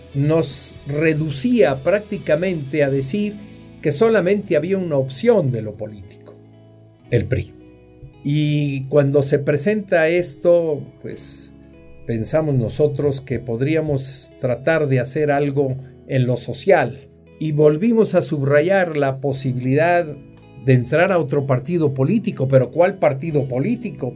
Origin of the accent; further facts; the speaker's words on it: Huajuapan de León, Oaxaca, Mexico; yo nací en Guajuapan de León, que es camino hacia Oaxaca, y es Oaxaca